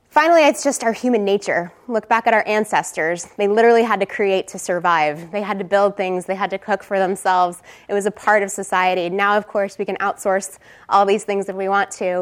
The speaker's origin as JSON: {"language": "English", "region": "Texas", "country": "United States", "moved": "yes", "said": "I am originally from Texas. I went to UT"}